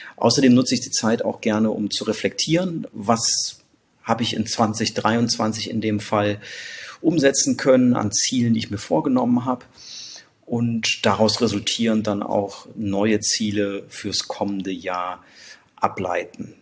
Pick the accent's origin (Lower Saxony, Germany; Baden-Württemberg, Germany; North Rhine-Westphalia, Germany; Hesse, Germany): North Rhine-Westphalia, Germany; Brühl; moved away as an adult; now in Hamburg, Germany; in meine Heimat äh, nach Brühl ins Rheinland